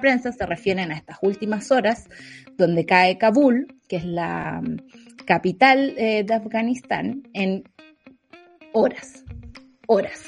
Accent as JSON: {"language": "Spanish", "town": "Santa Cruz", "region": "O'Higgins", "country": "Chile", "said": "mi pueblo"}